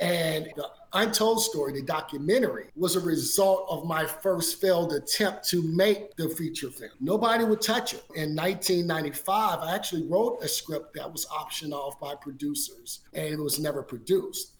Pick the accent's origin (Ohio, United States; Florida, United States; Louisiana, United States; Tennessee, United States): Louisiana, United States; Baton Rouge; growing up in Baton Rouge, Louisiana